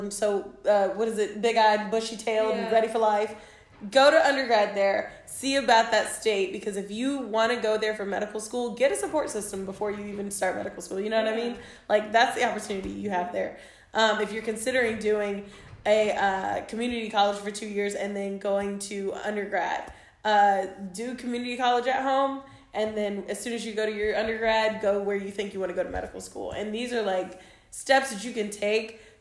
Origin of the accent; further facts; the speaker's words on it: Missouri, United States; moved away; I grew up in Missouri